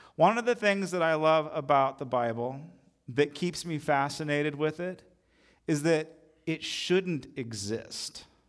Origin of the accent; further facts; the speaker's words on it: United States; as American Christians